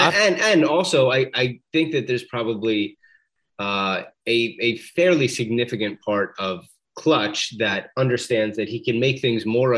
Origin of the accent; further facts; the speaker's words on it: Philadelphia, Pennsylvania, United States; Really, we're from Philadelphia.